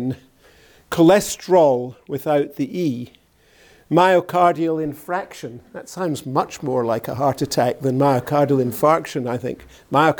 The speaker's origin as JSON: {"language": "English", "town": "Glasgow", "region": "Scotland", "country": "United Kingdom", "said": "I come from Glasgow. And in Glasgow, this is the way people speak."}